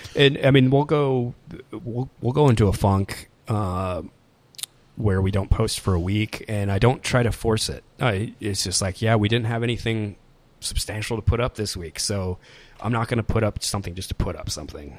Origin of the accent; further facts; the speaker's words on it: Des Moines, Iowa, United States; moved away as an adult; also born or lived in Ames, Iowa / Las Vegas, Nevada; I grew up, I grew up in Des Moines, Des Moines, Iowa